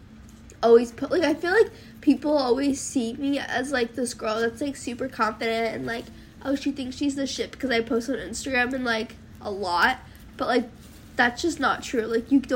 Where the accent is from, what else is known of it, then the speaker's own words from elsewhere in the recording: New York City, New York, United States; Growing up in New York